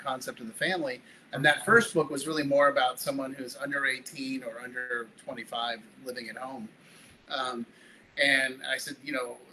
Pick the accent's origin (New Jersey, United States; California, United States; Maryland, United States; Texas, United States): California, United States; Palo Alto; moved away as an adult; also born or lived in Denver, Colorado; now in Jacksonville Beach, United States; I grew up in Northern California in the little town of Palo Alto, California